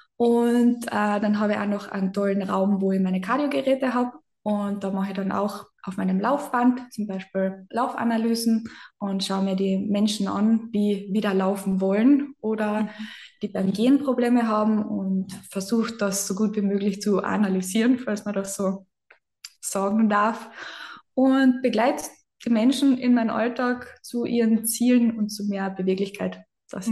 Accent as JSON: {"language": "German", "region": "Carinthia", "country": "Austria", "accent": "Carinthian dialect", "said": "ich bin aus dem Süden Österreichs"}